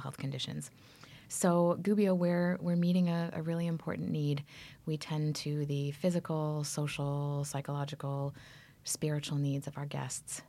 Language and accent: English; Toronto, Ontario, Canada; also born or lived in Berkeley, California / Central Valley, California; now in United States; I'm from Canada.